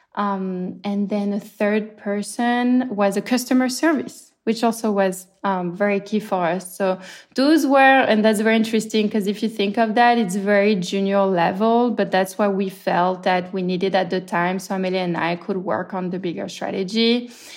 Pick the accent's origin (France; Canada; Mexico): France; moved away as an adult; also born or lived in Marseille / Brooklyn, New York; now in New York, United States; I'm clearly from France, and when COVID hit, I had just moved more or less to New York